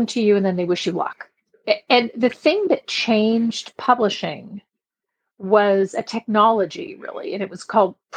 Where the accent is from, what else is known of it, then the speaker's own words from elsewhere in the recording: Belgium; now in San Diego, United States; I grew up in Belgium. I was there for 10 years. And my mom still lives there